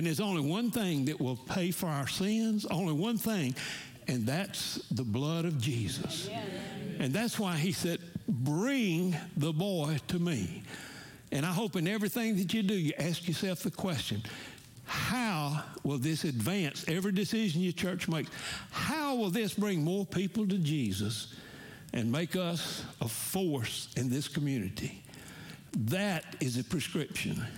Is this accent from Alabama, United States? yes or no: yes; Montgomery, Alabama, United States; I'm from Montgomery, Alabama. We're Southerners in New York City.